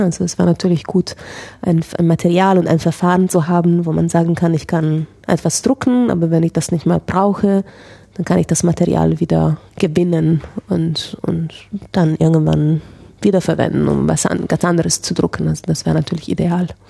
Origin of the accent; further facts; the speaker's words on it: Italy; ich bin ja Italienerin